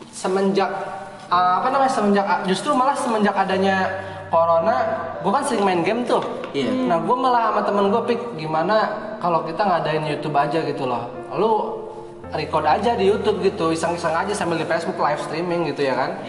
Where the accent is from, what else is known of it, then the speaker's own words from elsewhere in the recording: Pandeglang, Banten, Indonesia; sedangkan gue dari Pandeglang sini jauh kan